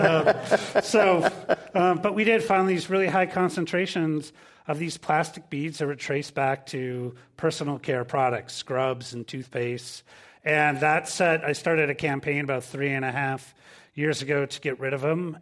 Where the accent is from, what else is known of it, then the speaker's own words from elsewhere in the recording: Minnesota, United States; moved away; I'm originally from Minnesota, and I grew up sailing. We have ten thousand lakes there.